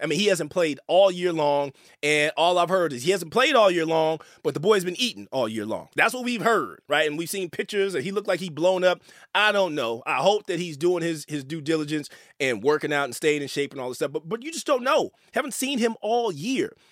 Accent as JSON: {"language": "English", "area": "the Bay Area", "region": "California", "country": "United States", "said": "I'm from the Bay."}